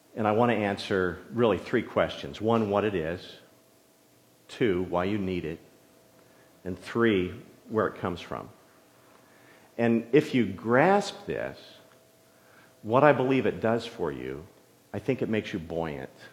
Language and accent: English; San Jose, California, United States; also born or lived in farm country; when we moved to San Jose, my dad wanted to have, you know, property big enough where he could park his plumbing trucks. And so that meant we were in East San Jose